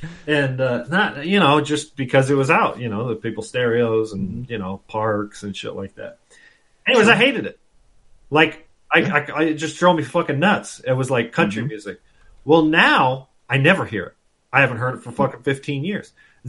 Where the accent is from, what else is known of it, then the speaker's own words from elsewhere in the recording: Southern California, United States; moved away; when I lived growing up in Southern California